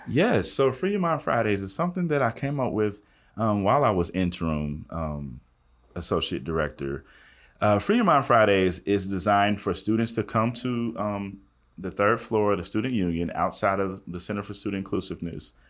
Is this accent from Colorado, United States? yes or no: no; Southwestern Kentucky, United States; moved away as an adult; I'm from West, Southwestern Kentucky